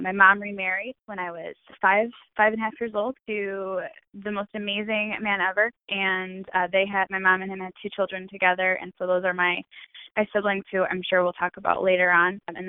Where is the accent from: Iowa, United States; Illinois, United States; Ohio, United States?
Illinois, United States; Chicago; I was born and raised in Chicago.